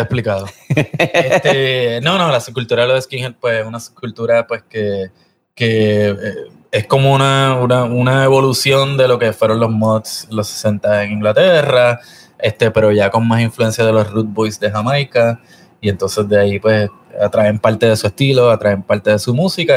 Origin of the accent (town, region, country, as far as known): Puerto Rico; born or raised there